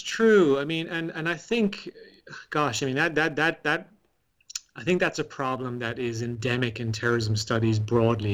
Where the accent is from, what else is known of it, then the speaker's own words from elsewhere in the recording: Ireland; growing up in Ireland